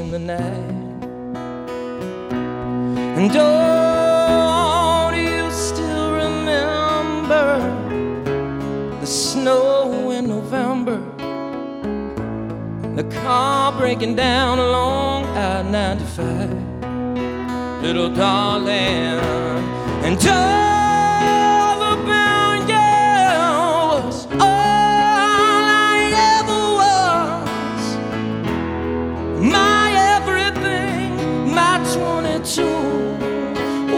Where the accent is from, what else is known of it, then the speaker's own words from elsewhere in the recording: New Jersey, United States; also born or lived in Bay Ridge, Brooklyn, New York; I grew up in New Jersey, and I have a house out there now